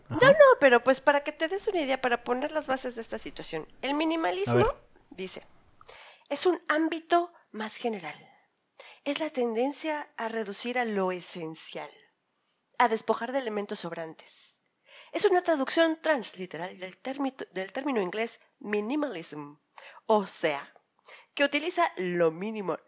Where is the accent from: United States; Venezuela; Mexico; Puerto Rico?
Mexico; los mexicanos, que hemos presentado siempre un flujo constante eh, de migración a Europa